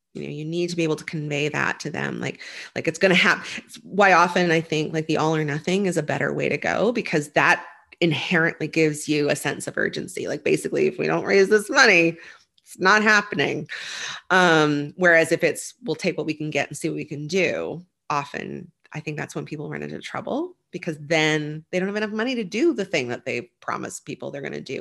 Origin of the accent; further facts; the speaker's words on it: Nova Scotia, Canada; I grew up in Nova Scotia